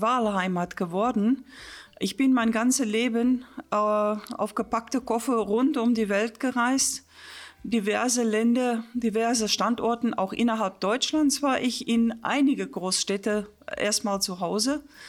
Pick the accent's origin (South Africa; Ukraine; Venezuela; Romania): South Africa; German is a second language; moved away as an adult; also born or lived in Stellenbosch / England / Wolfsburg; now in Königslutter, Germany; wo ich gebür, gebürtig äh, geboren, geboren wurde in Südafrika